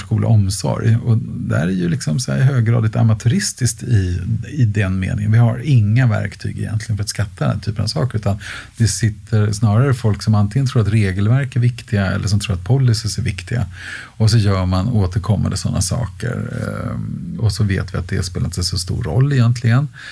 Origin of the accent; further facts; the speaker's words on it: Stockholm, Stockholm County, Sweden; Jag har bott och arbetat inom en radie av en komma två mil i hela mitt liv. Eh, så jag är inte så järv rent, rent, eh, geografiskt, utan, eh, så jag har bott, eh, på Nybehov och sen har jag bott i Älvsjö och Örby och Västertorp.